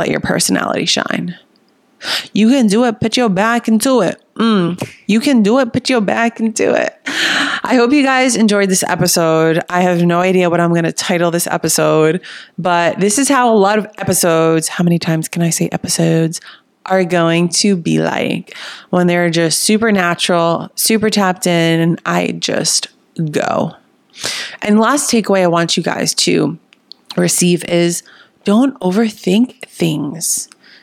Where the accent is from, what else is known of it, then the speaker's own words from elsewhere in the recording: New Jersey, United States; accent: Jersey; also born or lived in Miami; now in Austin, United States; My Jersey accent comes out when I get into it. For those of you who don't know, I live in Austin. I just moved here from Miami, but I'm originally from Jersey